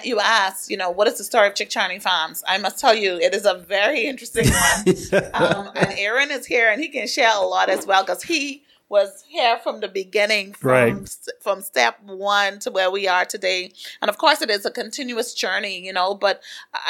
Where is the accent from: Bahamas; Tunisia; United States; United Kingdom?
Bahamas; Andros; growing up in Andros